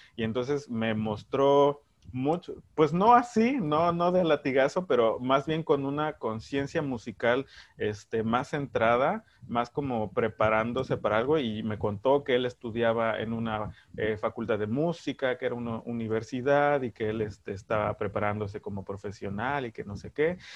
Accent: Veracruz, Mexico; soy del CIMI, soy de Veracruz

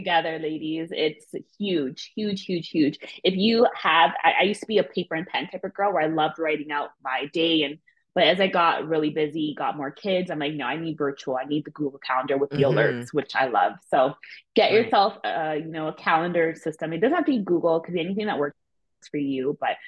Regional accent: Ontario, Canada; my hometown of Ontario

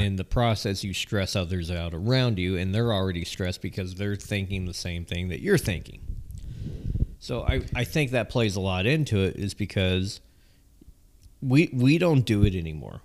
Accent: Southern California, United States; I'm from Southern California.

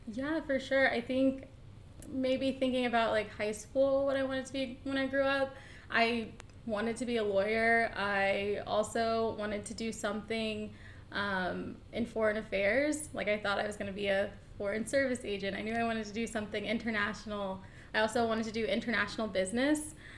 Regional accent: Atlanta, Georgia, United States; moved away as an adult; also born or lived in Boston / Austin, Texas; I am from Atlanta, born and raised

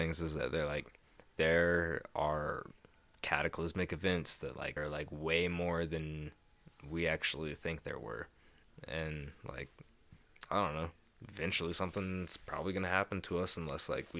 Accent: Texas, United States; I grew up in Texas. They didn't tell me.

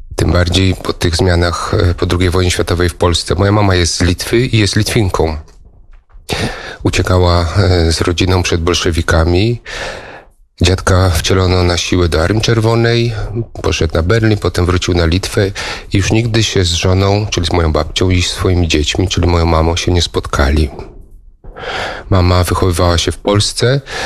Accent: Koszalin, West Pomeranian Voivodeship, Poland; moved away as an adult; also born or lived in Gniezno / Hungary; now in Eger, Hungary; urodziłem się, wychowałem w Krzelinie, ale nie mogę powiedzieć, że pochodzę z Koszalina

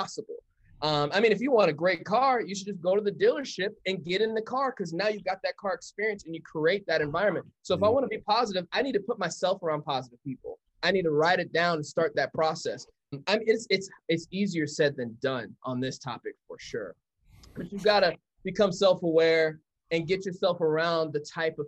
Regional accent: Colorado, United States; I'm born and raised in Colorado

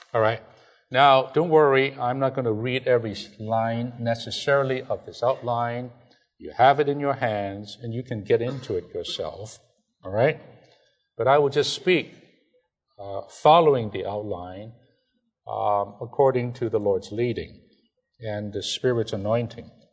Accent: China; English is a second language; moved away; I'm from China.

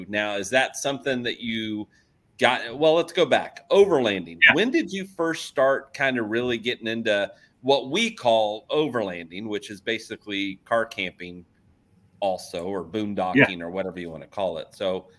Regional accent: Oklahoma, United States; she finds out I'm from Oklahoma

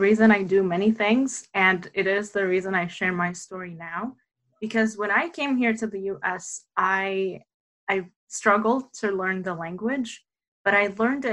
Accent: Damascus, Damascus Governorate, Syria; moved away; I was born in Damascus, Syria, to my parents who are also Palestinian

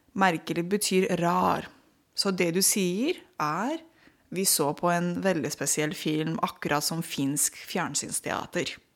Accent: Romania; Norwegian is a second language; now in Norway; jeg er født og oppvokst i Romania på 80-tallet.

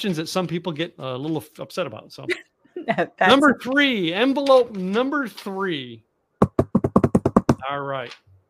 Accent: Texas, United States; You know, when I say boots, you know I'm from Texas

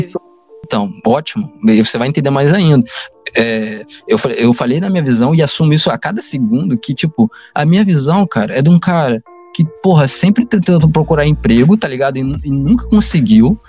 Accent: Rio de Janeiro, Brazil; A gente é carioca fluminense

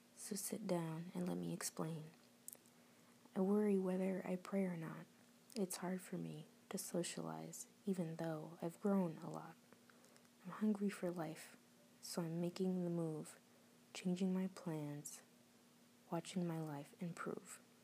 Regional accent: Florida, United States; moved away as an adult; now in New Jersey, United States; I moved to Florida

